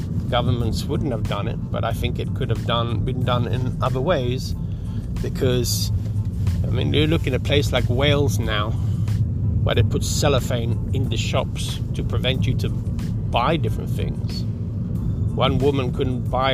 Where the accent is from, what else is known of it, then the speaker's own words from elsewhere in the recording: Sweden; I'm from Sweden